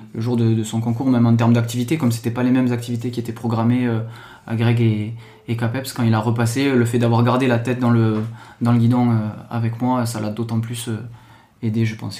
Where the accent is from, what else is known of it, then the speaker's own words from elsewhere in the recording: Toulouse, Occitania, France; moved away; also born or lived in Seine-Saint-Denis; je viens de Toulouse, origine un peu euh, du sud, alias euh, Portugal, euh, Italie.